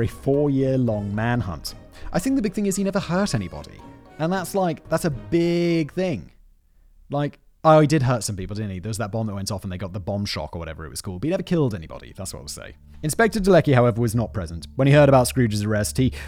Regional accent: United Kingdom; being British is a part of who I am

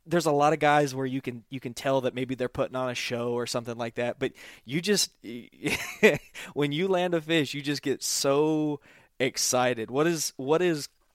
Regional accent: Southeast Georgia, United States; moved away; I grew up on the Atlantic coast in Southeast Georgia

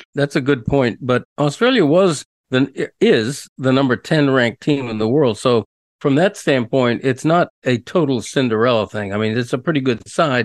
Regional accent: United States; as an American

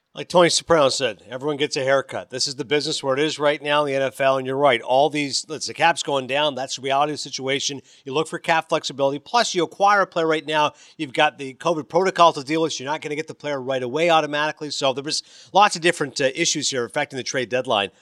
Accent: Canada; I'm a Canadian

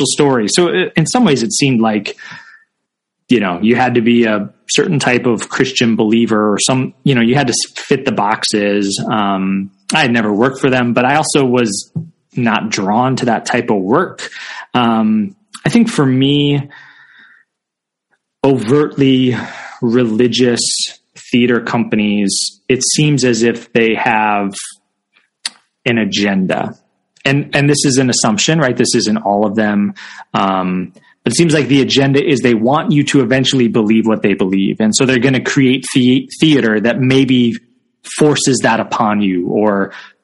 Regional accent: outside of Chicago, Illinois, United States; moved away; I grew up outside of Chicago

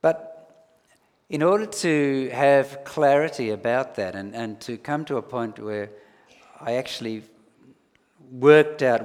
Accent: Sydney, New South Wales, Australia; moved away as an adult; also born or lived in Alice Springs / Canberra; I grew up in Middle Cove and I was a member of St. John's over there at East Willoughby

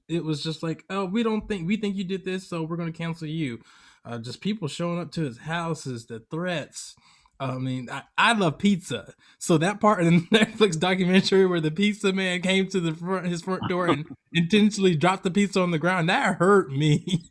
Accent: Atlanta, Georgia, United States; moved away as an adult; now in California, United States; I grew up in Atlanta, Georgia, but heavily in the African American community

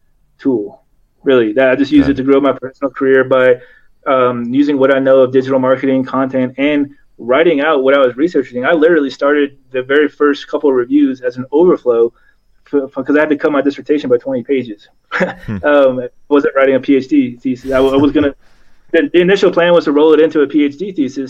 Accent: Kentucky, United States; I grew up in Kentucky in a vet hospital.

